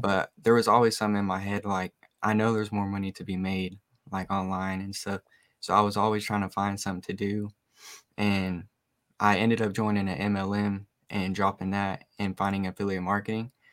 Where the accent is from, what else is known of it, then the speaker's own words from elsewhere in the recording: Oak Ridge, Tennessee, United States; I'm 19 from Oak Ridge, Tennessee